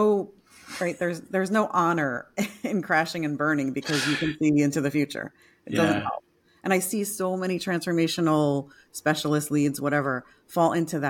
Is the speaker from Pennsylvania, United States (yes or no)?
no; New York, United States; moved away; I'm a New Yorker originally